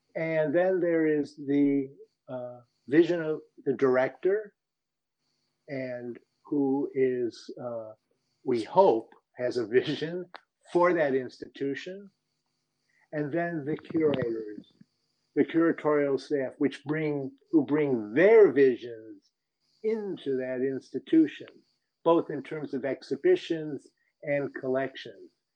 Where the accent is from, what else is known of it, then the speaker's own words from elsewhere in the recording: Rochester, New York, United States; I grew up in Rochester, New York